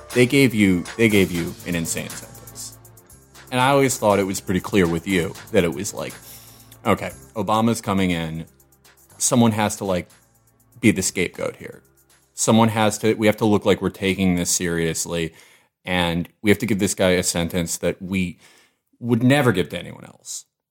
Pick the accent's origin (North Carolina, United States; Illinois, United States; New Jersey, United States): Illinois, United States; Chicago; I was from Hyde Park